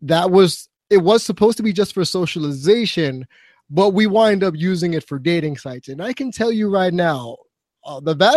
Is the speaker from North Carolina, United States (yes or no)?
no; New York City, New York, United States; growing up on the Lower East Side of Manhattan in New York back in the day